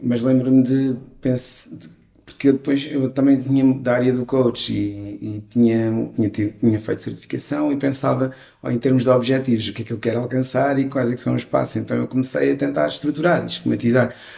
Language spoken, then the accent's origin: Portuguese; Vialonga, Lisbon, Portugal; vivendo num, num bairro onde eu cresci, que foi Vialonga